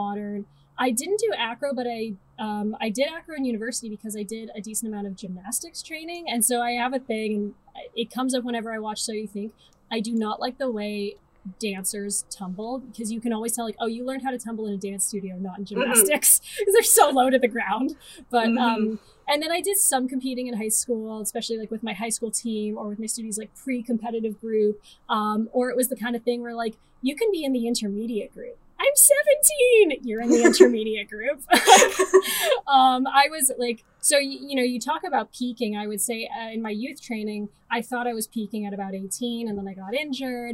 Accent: Timmins, Ontario, Canada; I'm from Timmins, Ontario, where just like it's what you do.

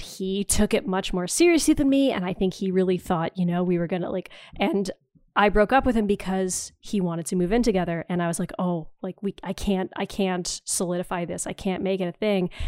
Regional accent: Timmins, Ontario, Canada; now in rural Southwestern Ontario, Canada; I grew up in Northeastern Ontario in, in Timmins

